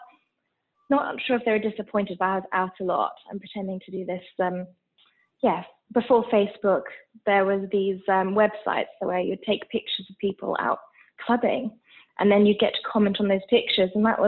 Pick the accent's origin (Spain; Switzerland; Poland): Switzerland; So I was actually born and raised in Switzerland, but both my parents are British. They're actually from the Northeast. Not that I think you can tell from my accent.